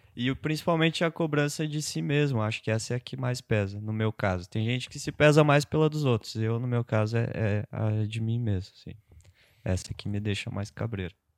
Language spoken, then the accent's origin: Portuguese; Otacílio Costa, Santa Catarina, Brazil; moved away; eu morava em Otacílio, eu sou de Otacílio